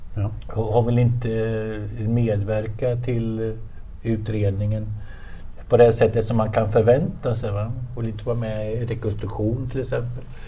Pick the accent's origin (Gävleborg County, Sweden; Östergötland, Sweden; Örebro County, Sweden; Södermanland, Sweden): Östergötland, Sweden; Motala; jag är uppväxt i Motala